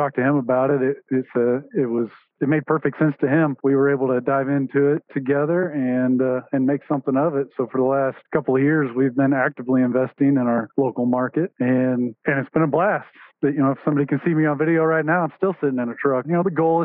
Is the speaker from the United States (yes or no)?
yes; Wichita, Kansas, United States; So I was born and raised in the Wichita, Kansas area. Been there my whole life